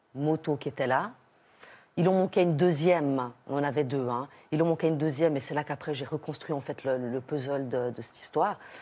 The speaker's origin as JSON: {"language": "French", "country": "Switzerland", "said": "je viens de Suisse"}